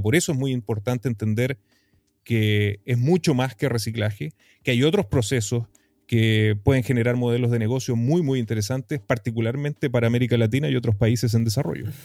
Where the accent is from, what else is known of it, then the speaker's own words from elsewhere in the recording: Iquique, Tarapacá, Chile; moved away as an adult; also born or lived in United States; yo soy un iquiqueño, tarapaqueño, eh, nativo aquí del desierto más árido del mundo, en el norte de Chile, el desierto de Atacama, en mi maravillosa región de Tarapacá, en mi querida ciudad de Iquique. Eh, nacido, criado y retornado a esta linda ciudad